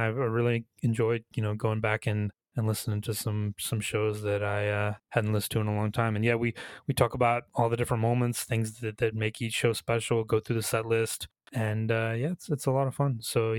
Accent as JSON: {"language": "English", "region": "Georgia", "country": "United States", "tie": "born or raised there", "said": "The small town that I grew up in Georgia was not big enough to have, you know, … versus …."}